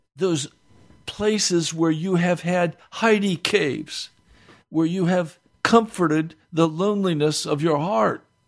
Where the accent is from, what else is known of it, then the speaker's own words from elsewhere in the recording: United States; we as American Christians, and I include myself here